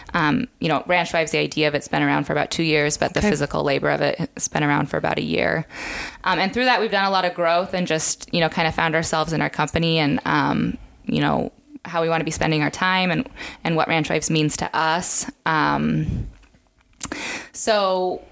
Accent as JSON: {"language": "English", "region": "Southwest Montana", "country": "United States", "tie": "born or raised there", "also_born_or_lived": "Three Forks, Montana", "moved": "as an adult", "lives_now": "Nebraska, United States", "said": "So I was born and raised in Southwest Montana, a very beautiful part of the state. I grew up on a ranch there."}